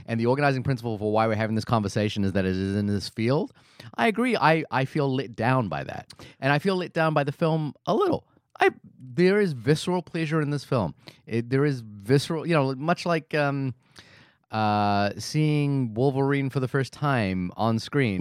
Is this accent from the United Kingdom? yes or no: no; New Zealand; as a New Zealander